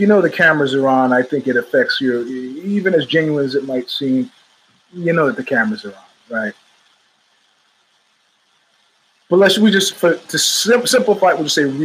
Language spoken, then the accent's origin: English; New York City, New York, United States; moved away; also born or lived in Brooklyn / Manhattan; I was born in Queens